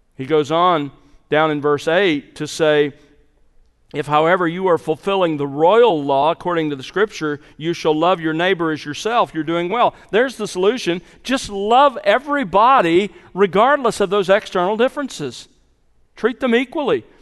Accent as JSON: {"language": "English", "town": "Mobile", "region": "Alabama", "country": "United States", "tie": "born or raised there", "said": "as a boy growing up in the South, in s, in Mobile, Alabama, in the sixties"}